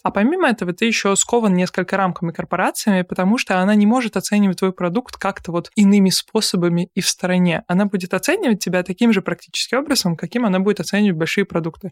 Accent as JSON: {"language": "Russian", "town": "Nizhny Novgorod", "region": "Nizhny Novgorod Oblast", "country": "Russia", "tie": "born or raised there", "said": "в своем родном городе, я из Нижнего Новгорода"}